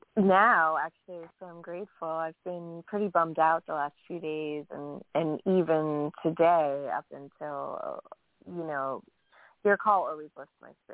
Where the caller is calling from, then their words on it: New York, United States; Hi, … from New York.